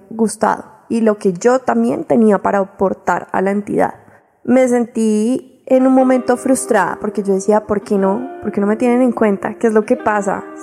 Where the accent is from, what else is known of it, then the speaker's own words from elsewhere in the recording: Boyacá, Colombia; boyacense, hija del feminismo, formada desde el arte y la cultura por Mujeres Rebeldes